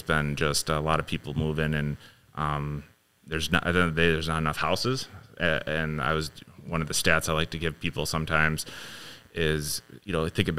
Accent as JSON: {"language": "English", "town": "Ames", "region": "Iowa", "country": "United States", "tie": "born or raised there", "said": "I was born in Iowa."}